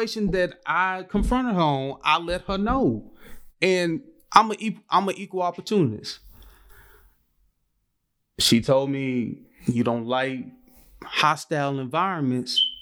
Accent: Gulfport, Mississippi, United States; I'm from Gulfport

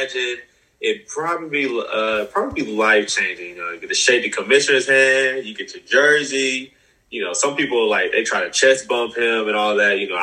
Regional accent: Texas, United States; moved away as an adult; also born or lived in Utah; I'm from Texas originally, and when you grow up in Texas, football is life

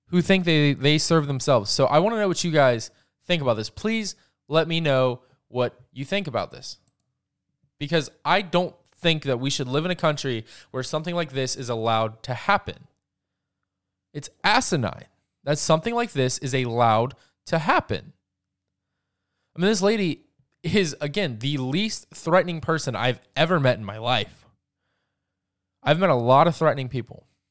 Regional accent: Georgia, United States; my home state of Georgia

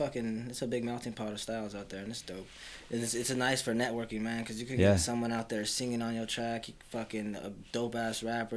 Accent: Piru, California, United States; also born or lived in Fillmore, California / North Carolina; now in Ventura, United States; I grew up in Piru and... Well, for a little while, but in like in late middle school, I fucking moved out to Fillmore. So I came up in Fillmore. I didn't come to Ventura until fucking... Like 2017

